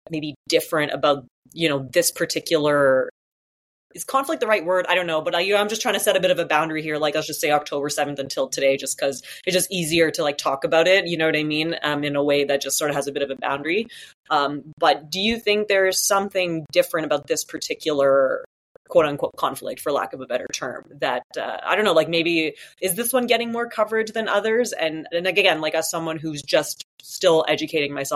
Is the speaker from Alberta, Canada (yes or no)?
no; Sault Ste. Marie, Ontario, Canada; I grew up in Northern Ontario in Sault Ste. Marie, and we actually have a residential school here